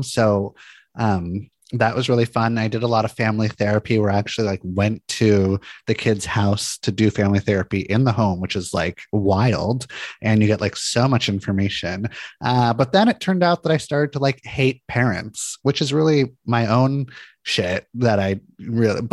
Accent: Santa Monica, California, United States; I grew up in Santa Monica, California, really pretty beach town

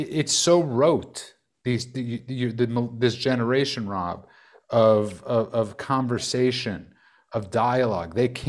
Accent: New York City, New York, United States; And I'm a kid from Brooklyn.

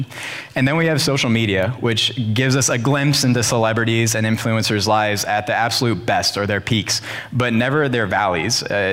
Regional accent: Rittman, Ohio, United States; I grew up in Rittman

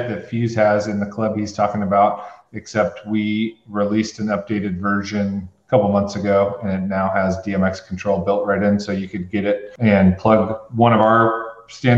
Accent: San Luis Obispo, California, United States; I could say San Luis Obispo

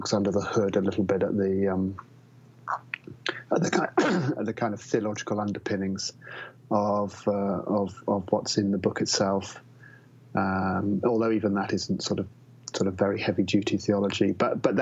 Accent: England, United Kingdom; I'm obviously English

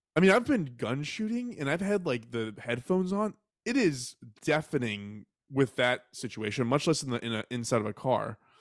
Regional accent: Texas, United States; I was raised in Texas

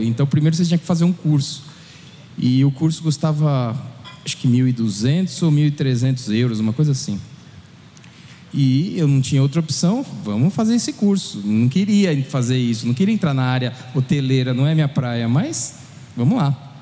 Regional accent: São Paulo, Brazil; also born or lived in Spain; eu sou aqui de São Paulo

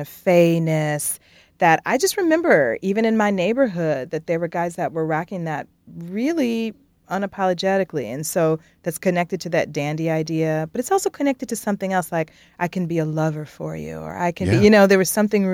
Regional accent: Detroit, Michigan, United States; moved away as an adult; also born or lived in Minneapolis; born and raised in Detroit and then spent 13 years working in Minneapolis

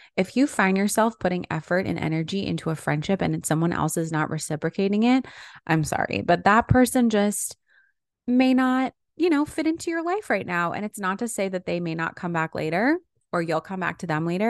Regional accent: New York area, United States; now in Los Angeles, United States; I'm from the New York area, and so many of my friends still live there.

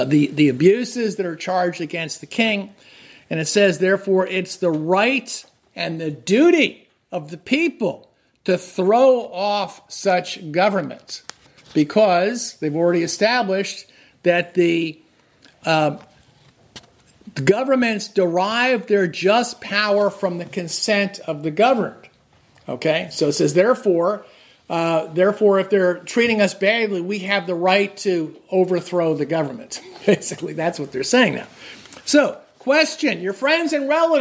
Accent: New Jersey, United States; now in Massachusetts, United States; I grew up in New Jersey

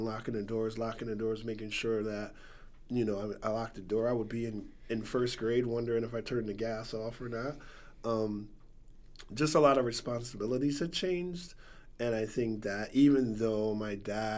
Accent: Stamford, Connecticut, United States; I'm from the West Side of Stanford. I grew up, born and raised there

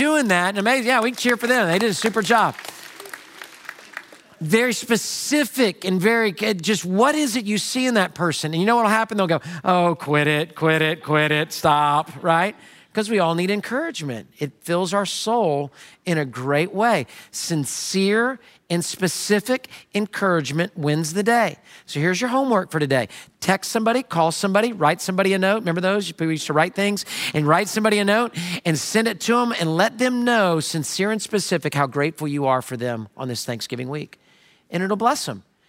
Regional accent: Houston, Texas, United States; a guy from Houston

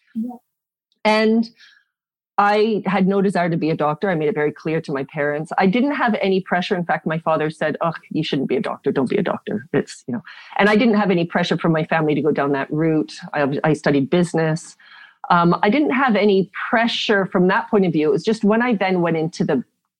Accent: South Africa; born there; I was born in South Africa. A whole lot of my family live in South Africa.

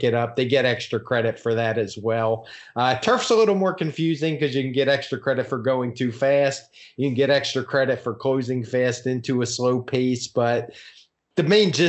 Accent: Baltimore, Maryland, United States; I'm from there. I grew up in Baltimore, Maryland

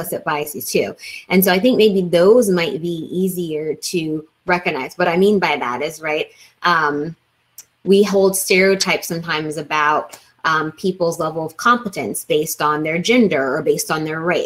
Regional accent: Kansas City, Missouri, United States; I grew up in Kansas City, which is known for barbecue

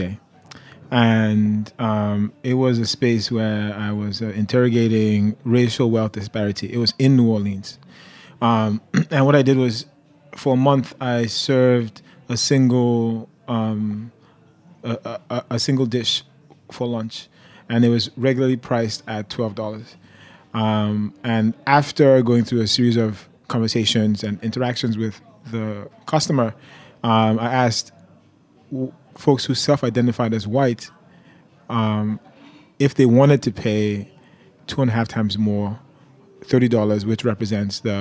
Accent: Nigeria; also born or lived in Detroit, United States; now in United States; I'm a Nigerian. I'm an immigrant

